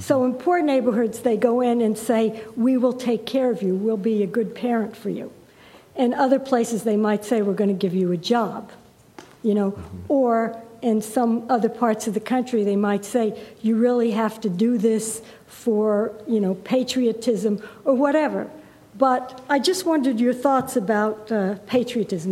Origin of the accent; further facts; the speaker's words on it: New York, United States; as a New Yorker